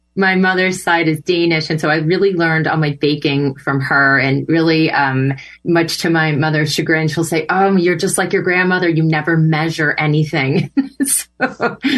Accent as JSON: {"language": "English", "region": "Connecticut", "country": "United States", "tie": "born or raised there", "said": "I was raised in Connecticut"}